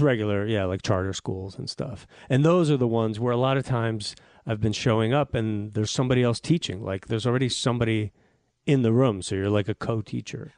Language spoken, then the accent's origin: English; Newton, Massachusetts, United States; outside of Boston, S, uh, Newton, Massachusetts.